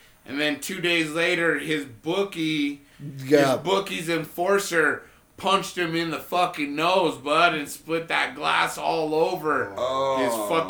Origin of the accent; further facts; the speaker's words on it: New Mexico, United States; And I've seen tweakers. I'm from New Mexico.